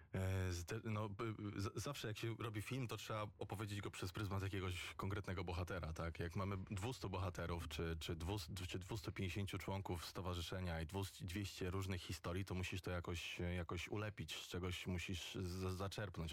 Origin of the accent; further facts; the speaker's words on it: Warsaw, Masovian Voivodeship, Poland; ja jestem z Grochowa